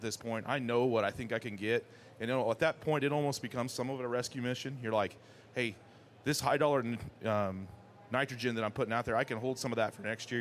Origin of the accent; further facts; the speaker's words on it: Kansas, United States; I'm from Kansas